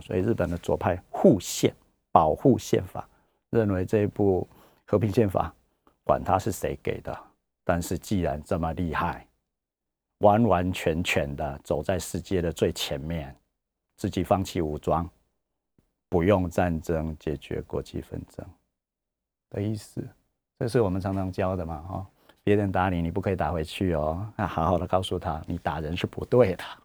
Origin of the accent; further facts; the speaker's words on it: Taiwan; 这我们台湾人也用过很多次了